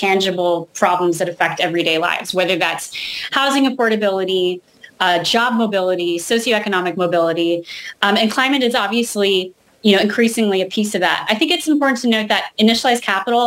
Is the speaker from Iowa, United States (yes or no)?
no; California, United States; I grew up in California